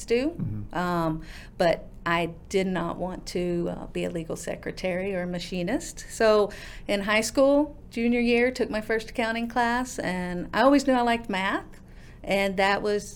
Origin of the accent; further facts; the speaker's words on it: Duncan, Oklahoma, United States; moved away; I'm from Duncan, Oklahoma, a small town in southwest corner